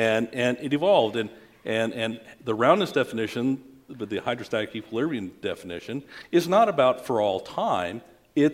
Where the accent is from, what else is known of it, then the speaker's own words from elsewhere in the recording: the West, United States; I'm from the West.